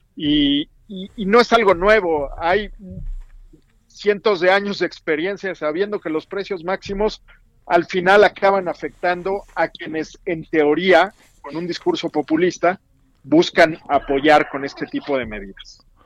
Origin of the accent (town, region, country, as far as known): Mexico